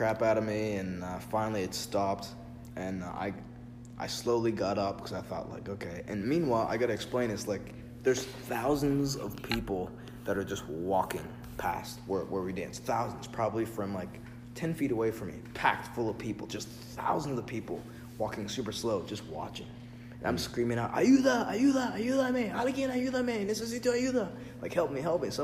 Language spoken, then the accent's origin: English; United States; I can't go back to Africa because I've never been there because I'm from America.